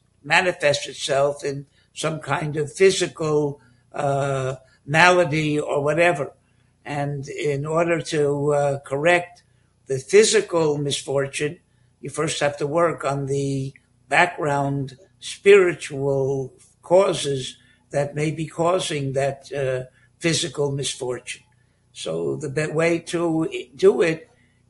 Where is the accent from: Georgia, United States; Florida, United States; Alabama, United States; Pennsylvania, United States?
Florida, United States; Miami; moved away as an adult; also born or lived in Bronx, New York / Telz Yeshiva (Cleveland); now in Moshav Matityahu, Israel; I grew up in Miami and attended the Hebrew Academy and the Mesifta in Miami